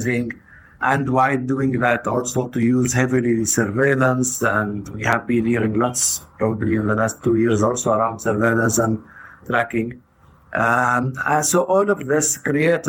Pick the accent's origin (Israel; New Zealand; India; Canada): Israel; Tayibe, Center District; moved away as an adult; now in Haifa, Israel; I am originally from Taibe, which is a village that is in the center of the country